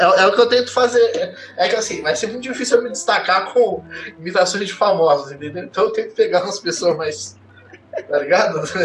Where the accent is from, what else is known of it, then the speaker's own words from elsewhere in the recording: Mogi das Cruzes, São Paulo, Brazil; eu sou de Mogi das Cruzes